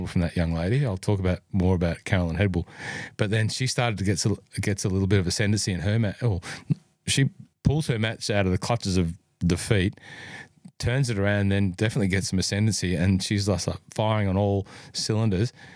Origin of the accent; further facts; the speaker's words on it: New South Wales, Australia; New South Wales, my home state, by the way. If you're listening in, I am a New South Welshman by birth